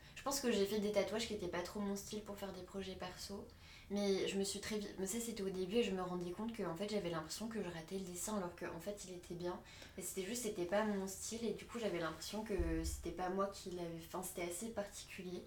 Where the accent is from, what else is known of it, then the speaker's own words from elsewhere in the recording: Paris region, Île-de-France, France; also born or lived in Asnières-sur-Seine / Rambouillet / Normandy; j'ai grandi genre sur Agnières sur Seine et après on est allé à Rambouillet du coup dans le 78 donc je suis toujours restée dans, dans région parisienne